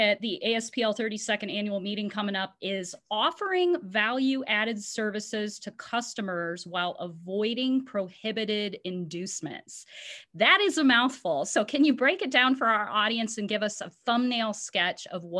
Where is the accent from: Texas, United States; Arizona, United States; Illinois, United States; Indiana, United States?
Indiana, United States; we are both native Hoosiers.